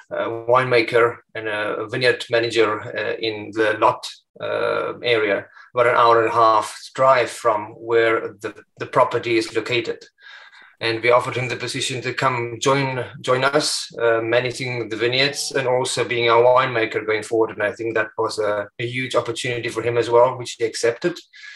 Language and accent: English; South Africa; moved away as an adult; also born or lived in Sonoma and Napa Valley, United States; now in Bergerac, France; we're coming from South Africa.